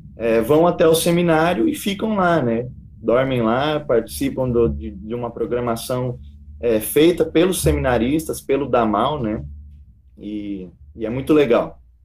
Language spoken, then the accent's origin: Portuguese; Goiás, Brazil; moved away as an adult; also born or lived in Palotina, Paraná; now in Paraná, Brazil; Eu sou natural aqui do Paraná, da cidade de Palotina, mas é, do, aos quatro anos de idade, meu pai decidiu levar nossa família para Goiás e lá eu me criei